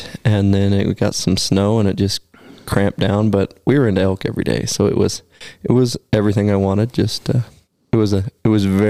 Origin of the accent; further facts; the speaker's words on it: Oregon, United States; also born or lived in Alaska; now in Wyoming, United States; I grew up in Oregon. We've talked about that, but moved to Alaska and then moved to Wyoming